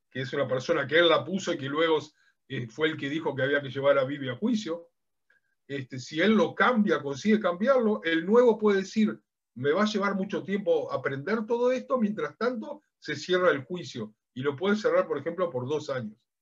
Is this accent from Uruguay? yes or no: yes; Uruguay; now in Israel; Yo soy de origen uruguayo